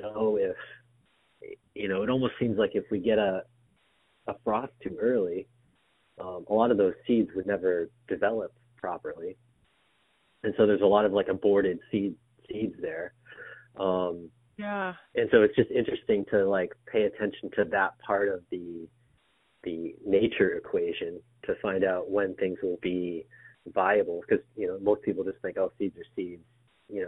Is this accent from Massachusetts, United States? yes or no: yes; Lowell, Massachusetts, United States; I'm originally from Lowell, so Walden Pond.